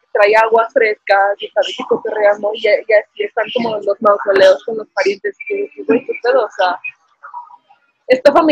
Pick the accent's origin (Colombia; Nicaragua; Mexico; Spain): Mexico